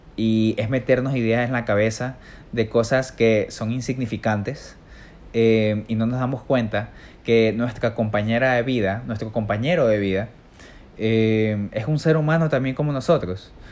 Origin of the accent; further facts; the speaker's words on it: Ecuador; soy un ecuatoriano